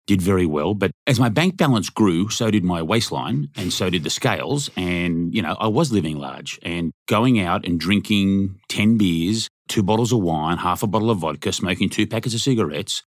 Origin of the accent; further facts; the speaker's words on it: Australia; moved away; I'm from Australia